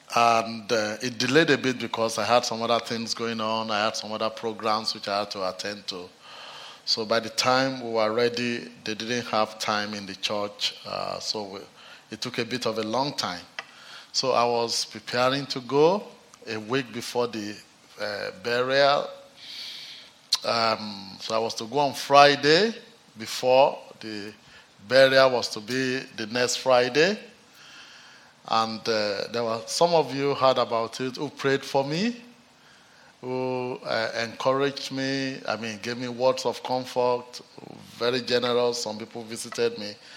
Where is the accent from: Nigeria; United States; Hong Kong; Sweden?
Nigeria; now in Manchester, United Kingdom